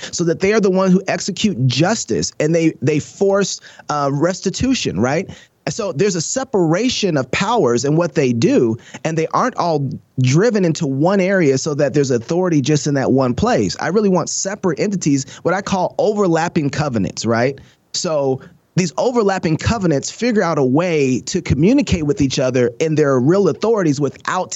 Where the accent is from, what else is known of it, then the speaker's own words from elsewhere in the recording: Minneapolis, Minnesota, United States; now in Idaho, United States; my original home, Minneapolis